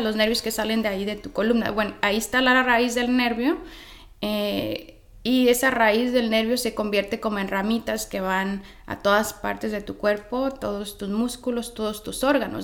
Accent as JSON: {"language": "Spanish", "region": "Michoacán", "country": "Mexico", "also_born_or_lived": "Los Angeles, United States", "moved": "as an adult", "said": "soy originalmente de Michoacán, pero a los 19, 20 años vine a Los Ángeles"}